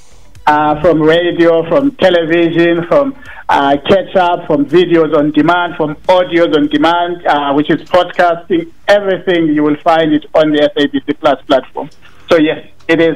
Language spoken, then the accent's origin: English; Cape Town, Western Cape, South Africa; moved away as an adult; now in Johannesburg, South Africa; I was born and bred in Cape Town. I studied in Cape Town.